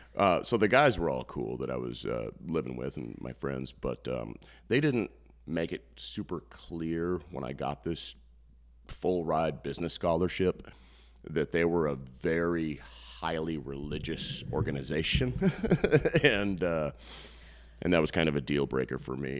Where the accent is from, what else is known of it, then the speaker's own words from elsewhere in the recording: Postville, Iowa, United States; I'm from Postville